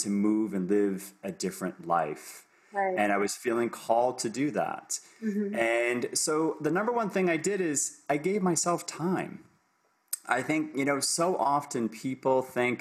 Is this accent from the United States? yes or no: yes; Boston, Massachusetts, United States; moved away as an adult; also born or lived in Ohio; now in Toronto, Canada; I'm coming to you from Toronto, Canada, but I'm originally from the United States. So I'm now a dual citizen of the US, Canada, born and raised in Boston